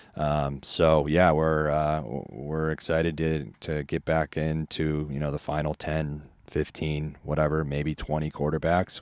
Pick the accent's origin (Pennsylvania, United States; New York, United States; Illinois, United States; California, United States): Illinois, United States; Chicago; growing up in Chicago and seeing Favre and then Rodgers come